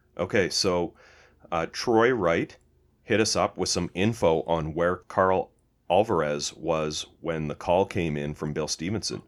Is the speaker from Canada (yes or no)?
yes; Canada; we're Canadian